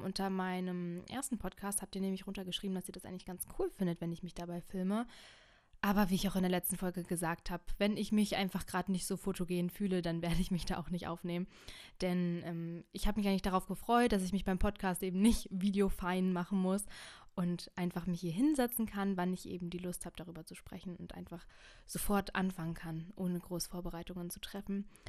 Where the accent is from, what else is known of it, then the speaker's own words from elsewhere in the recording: Brandenburg, Germany; ich bin in Brandenburg zwölf Jahre zur Schule gegangen